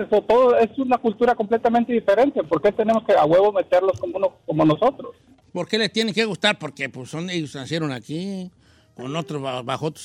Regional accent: Sinaloa, Mexico; Yo soy más mexicano que nada y no le pruebo el tomate, ni la cebolla, ni la crema mexicana. Y soy sinaloense y no me gusta el pulpo tampoco.

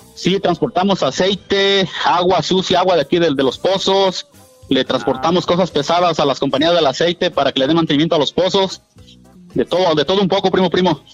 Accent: Puebla, Mexico; moved away; Yo soy originario de Puebla

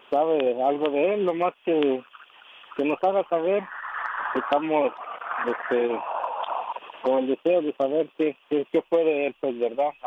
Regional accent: Guatemala; moved away; Somos de Guatemala.

